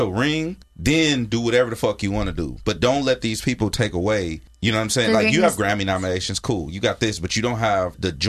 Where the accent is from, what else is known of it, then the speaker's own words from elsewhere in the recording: Carson, California, United States; me and Chuck from Carson.